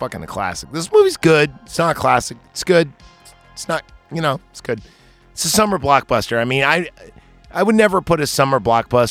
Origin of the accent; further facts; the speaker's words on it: California, United States; I'm from California